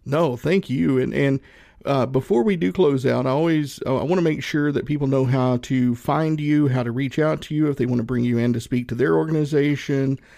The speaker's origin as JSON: {"language": "English", "region": "Northeast Tennessee", "country": "United States", "tie": "born or raised there", "said": "I grew up in Northeast Tennessee, about, mm, maybe an hour and a half, two hours from Gatlinburg"}